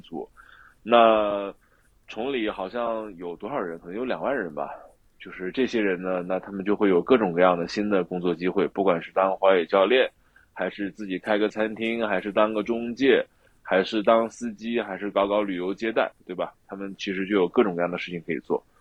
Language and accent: Chinese; Jingmen, Hubei, China; also born or lived in Beijing / Chongli; now in Hemu, China; 就是在我湖北省京本市这么一个地级市